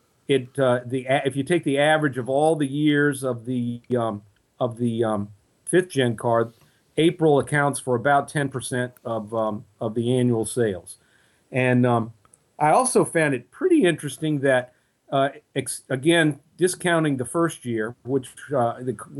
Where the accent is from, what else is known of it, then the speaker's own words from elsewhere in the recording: Virginia, United States; I'm a lifelong Virginia resident